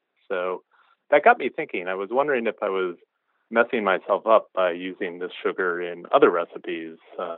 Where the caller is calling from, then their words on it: Fairfax, Virginia, United States; I'm calling from Fairfax, Virginia.